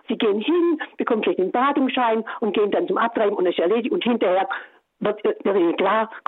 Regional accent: Rottenburg am Neckar, Baden-Württemberg, Germany; moved away; Und da fahre ich halt dieses Jahr hin nach Rotenburg am Neckar, wo ich herkomme.

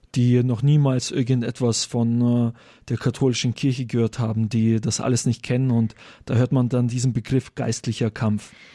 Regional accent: Germany; bei uns in Deutschland

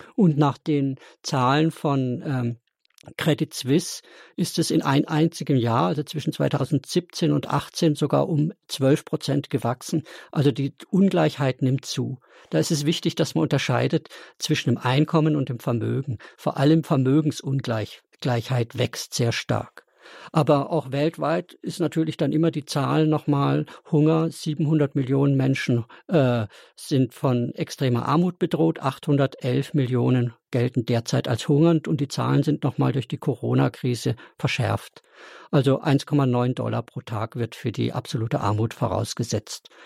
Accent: Black Forest, Baden-Württemberg, Germany; Ich komme gebürtig auch aus dem Schwarzwald

